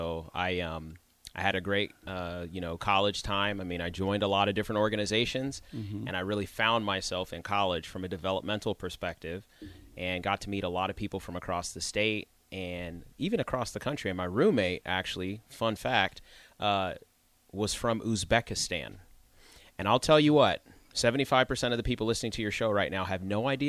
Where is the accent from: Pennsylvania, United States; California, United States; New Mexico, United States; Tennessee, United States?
New Mexico, United States; born there; also born or lived in North Carolina; we traveled around a lot of different places. So I actually was born in New Mexico, then I moved to North Carolina, then I moved